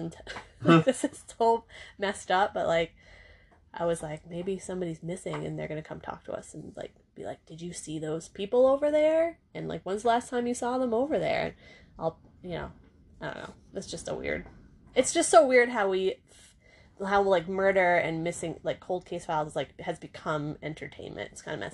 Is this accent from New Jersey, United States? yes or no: no; Maine, United States; moved away as an adult; I'm from Maine.